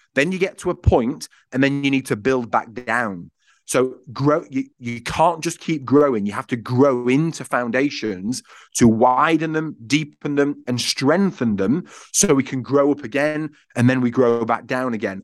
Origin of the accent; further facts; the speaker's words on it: Yorkshire and the Humber, United Kingdom; I'm from Yorkshire, which I think plays a part in this because I'm a high Yorkshireman